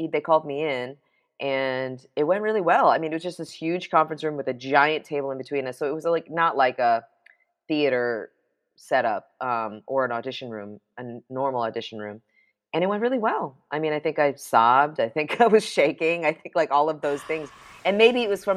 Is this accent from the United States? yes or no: yes; New York City, New York, United States; I grew up in New York City